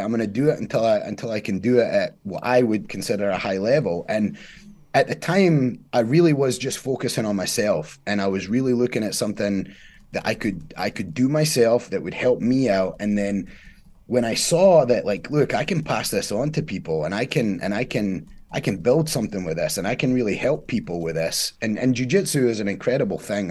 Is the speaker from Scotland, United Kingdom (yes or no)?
yes; Scotland, United Kingdom; now in United States; I'm from Scotland, born in Scotland, uh, was raised there